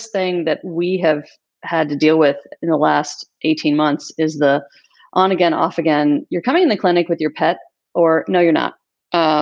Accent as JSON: {"language": "English", "region": "the South", "country": "United States", "tie": "born or raised there", "also_born_or_lived": "Kentucky / Georgia", "said": "I grew up in Kentucky and Georgia, surrounded by animals"}